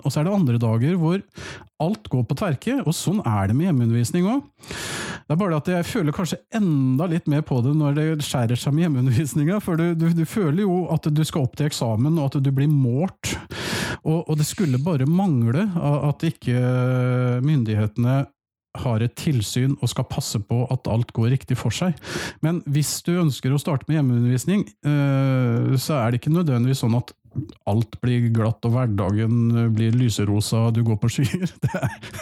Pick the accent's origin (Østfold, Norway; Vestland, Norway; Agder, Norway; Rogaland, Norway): Østfold, Norway; Halden; now in Fredrikstad, Norway; Jeg er jo opprinnelig fra Halden